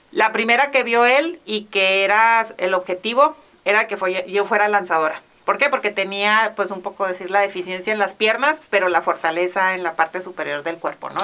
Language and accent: Spanish; Mexico; como mexicanos también tenemos